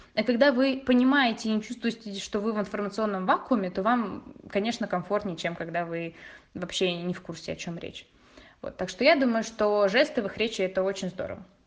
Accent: Russia; moved away as an adult; now in Italy; мы выросли в России

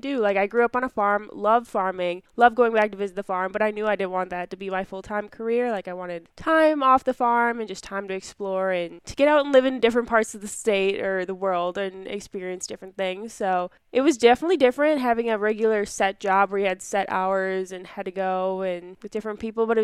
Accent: Dodge County, Wisconsin, United States; I grew up in Dodge County, Wisconsin, on my family's 70-cow dairy farm

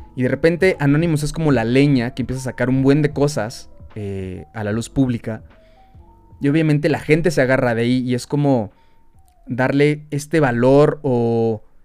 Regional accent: Mexico; nosotros también como mexicanos

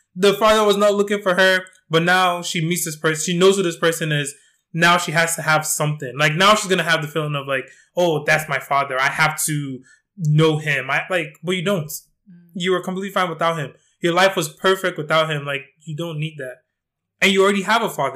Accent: Nigeria; I'm Nigerian.

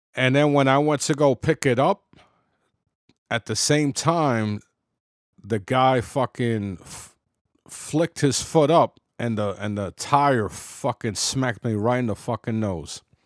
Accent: New York City, New York, United States; I was, you know, born and raised in the Bronx

